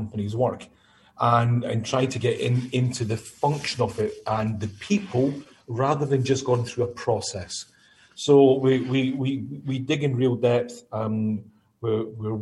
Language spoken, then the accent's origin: English; Scotland, United Kingdom; accent: Scottish; moved away